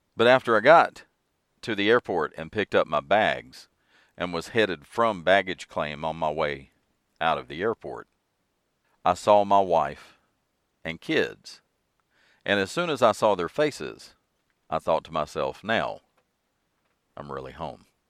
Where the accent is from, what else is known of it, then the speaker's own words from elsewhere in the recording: western Piedmont of North Carolina, United States; Well, I grew up in North Carolina, so North Carolina will always be home to me, specifically the western Piedmont of North Carolina